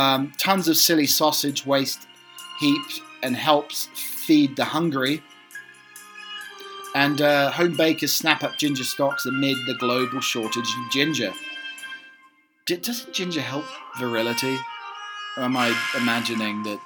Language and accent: English; North Norfolk, East of England, United Kingdom; where I was brought up is in North Norfolk, very near Sandringham House